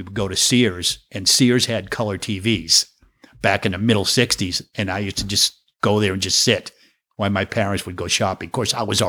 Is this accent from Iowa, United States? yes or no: no; Walpole, Massachusetts, United States; also born or lived in Brighton; I was born in St. Elizabeth's Hospital in Brighton, Massachusetts. And I grew up in this little town called Walpole, which is... 25 miles from Boston. No, I'm sorry. 18 miles from Boston and 18 miles from Providence, Rhode Island.